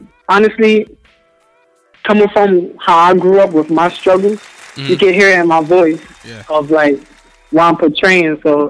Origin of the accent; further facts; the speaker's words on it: New York City, New York, United States; Yep, born and raised.